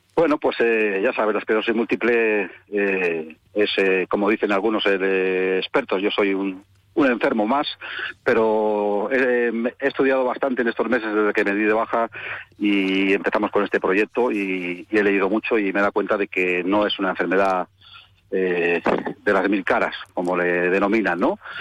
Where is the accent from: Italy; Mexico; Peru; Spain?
Spain; Bilbao, Basque Country; moved away as an adult; now in Málaga, Spain; yo no soy de Jerez, resido en Málaga, nací en Bilbao, me vine con 25 años a Málaga